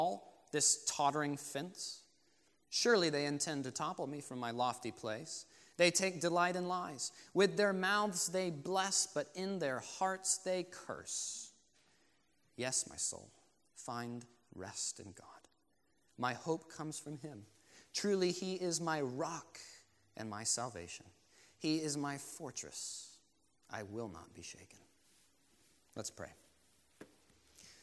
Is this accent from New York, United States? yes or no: no; Florida, United States; I grew up in Florida